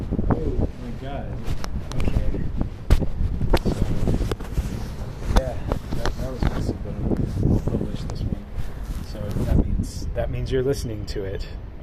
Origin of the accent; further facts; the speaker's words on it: the South, United States; growing up in the South, maybe at that time there wasn't a lot, that was incredibly hopeful.